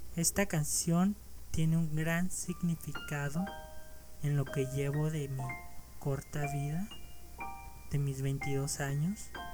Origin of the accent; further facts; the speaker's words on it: Mexico; México, claro, mi país de origen